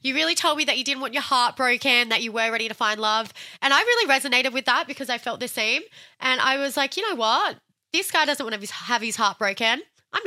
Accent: Australia; I'm from Australia

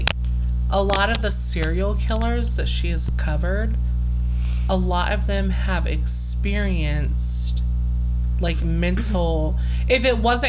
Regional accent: Indiana, United States; We're from Indiana

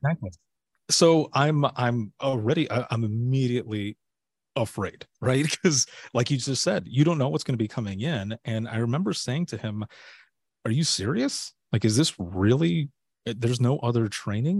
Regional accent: Southwest Michigan, United States; moved away as an adult; also born or lived in Florida; I'm originally from Southwest Michigan and, uh, you know, born and raised there.

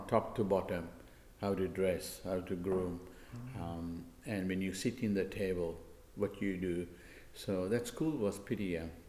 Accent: Sri Lanka; moved away as an adult; I come from Sri Lanka and I was a skilled migrant in 1988.

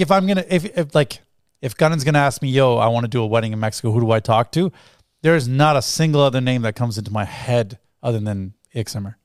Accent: Toronto, Ontario, Canada; also born or lived in England; technically I'm born, like I'm, grew up here

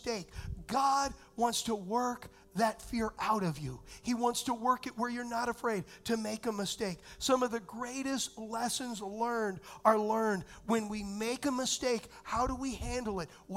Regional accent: Southern California, United States; moved away; I was raised in Southern California

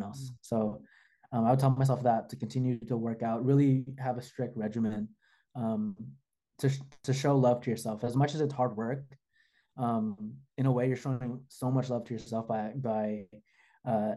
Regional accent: the Bay Area, California, United States; I'm from the Bay too

